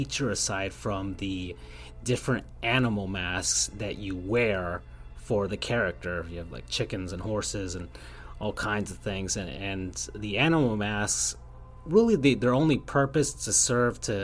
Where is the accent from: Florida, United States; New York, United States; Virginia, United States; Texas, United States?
Florida, United States; South; I'm from South Florida